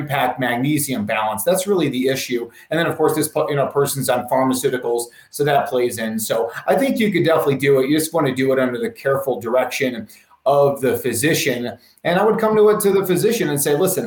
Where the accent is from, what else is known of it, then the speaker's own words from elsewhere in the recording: Chicago, Illinois, United States; moved away; I came from Chicago and we're close to the Wisconsin border